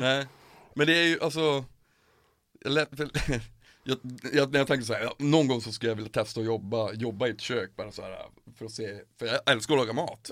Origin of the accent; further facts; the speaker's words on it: Piteå, Norrbotten County, Sweden; moved away; jag är från Piteå från början